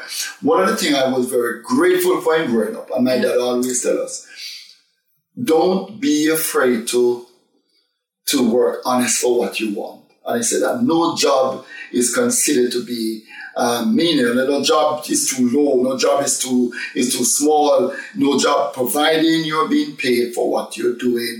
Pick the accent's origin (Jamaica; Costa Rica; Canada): Jamaica; accent: strong Jamaican; moved away as an adult; now in United Kingdom; I'm a very, very, very, very strong Jamaican accent, which I still have today.